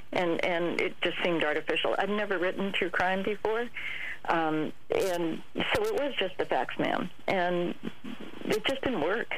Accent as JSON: {"language": "English", "town": "San Mateo", "region": "California", "country": "United States", "tie": "born or raised there", "said": "I grew up in San Mateo"}